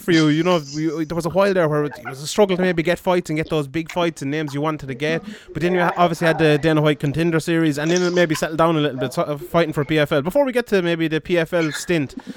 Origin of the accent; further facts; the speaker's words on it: Limerick, Munster, Ireland; I'm from Limerick